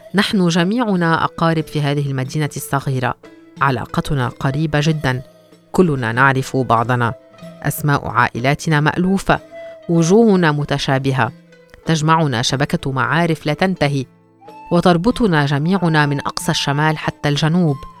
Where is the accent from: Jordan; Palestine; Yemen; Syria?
Palestine; Gaza, Gaza Strip; born or raised there; moved away as an adult; now in Malaysia